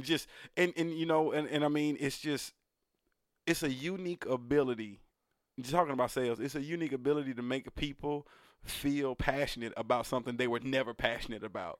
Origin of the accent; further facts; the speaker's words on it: United States; I was born here